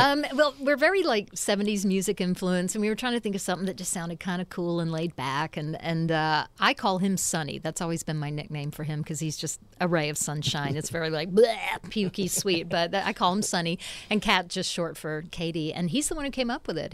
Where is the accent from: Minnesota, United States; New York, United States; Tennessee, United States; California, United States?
Tennessee, United States; Nashville; also born or lived in England; lived in Nashville since I was five